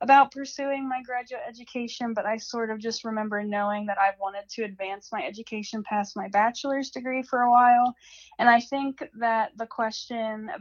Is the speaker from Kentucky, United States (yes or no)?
no; Hancock County, West Virginia, United States; my hometown is in Hancock County, West Virginia